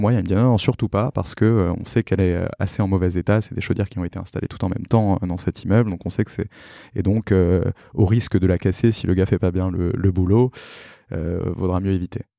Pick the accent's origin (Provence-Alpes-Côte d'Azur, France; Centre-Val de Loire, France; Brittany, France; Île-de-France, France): Île-de-France, France; Paris; also born or lived in Drancy / Montreal; j'ai grandi à Paris, je suis né à Drancy